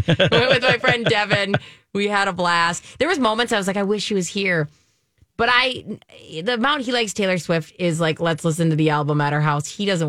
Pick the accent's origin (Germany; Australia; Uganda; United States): Germany; And like growing up in Germany, that was a big, I mean, that was a cultural, that was constant, right?